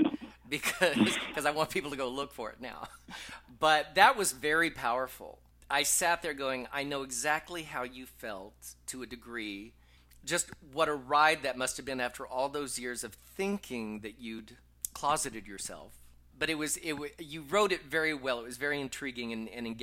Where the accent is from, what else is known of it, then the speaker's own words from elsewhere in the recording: Texas, United States; moved away as an adult; also born or lived in upstate New York / New York / Los Angeles; now in Las Vegas, United States; I'm a little blonde kid from Texas